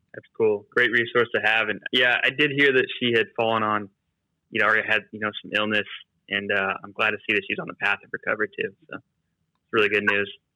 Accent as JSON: {"language": "English", "region": "Utah", "country": "United States", "tie": "born or raised there", "said": "we get spoiled like living in Utah, growing up in Utah"}